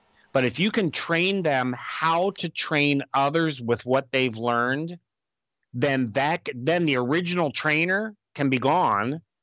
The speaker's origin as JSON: {"language": "English", "country": "United States", "also_born_or_lived": "Honduras", "said": "as an American with an advanced degree"}